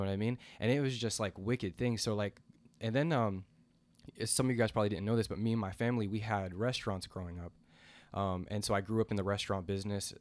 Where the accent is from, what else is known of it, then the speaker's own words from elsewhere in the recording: the South, United States; I grew up in the South